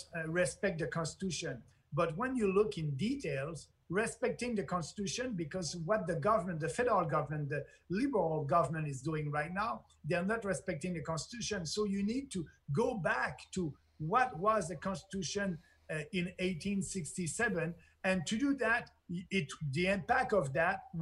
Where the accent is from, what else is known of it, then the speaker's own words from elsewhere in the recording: Quebec, Canada; I'm coming from Quebec